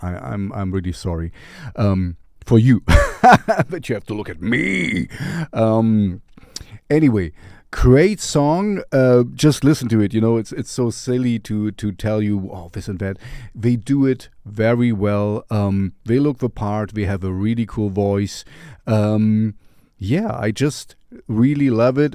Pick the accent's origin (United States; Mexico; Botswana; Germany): Germany; I am from Germany as well, even if my accent is strange